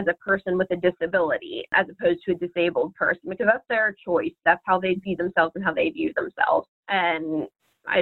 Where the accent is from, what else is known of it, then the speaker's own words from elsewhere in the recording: Martins Ferry, Ohio, United States; also born or lived in Columbus, Ohio; back where I'm from, my hometown, Martins Ferry